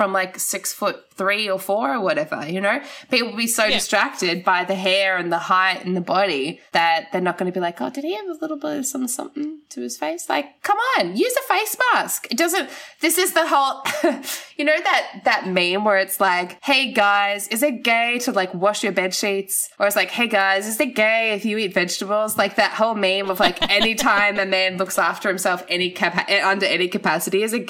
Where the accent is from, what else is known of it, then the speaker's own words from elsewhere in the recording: Gold Coast, Queensland, Australia; I grew up on the Gold Coast